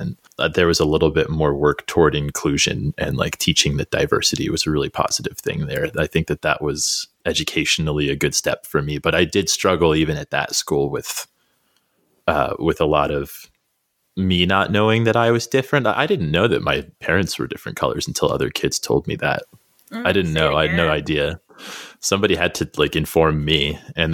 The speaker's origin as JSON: {"language": "English", "town": "Albuquerque", "region": "New Mexico", "country": "United States", "tie": "born or raised there", "moved": "yes", "said": "I grew up in the South Valley of Albuquerque"}